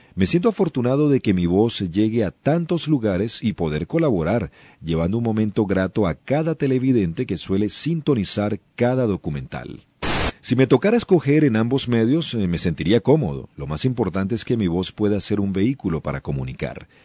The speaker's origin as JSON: {"language": "Spanish", "country": "Venezuela", "said": "la radio actual en Venezuela es más fresca y no tan rígida como en el pasado, la calidad de los eh, programas ciertamente sí ha disminuido, y no solamente en mi país"}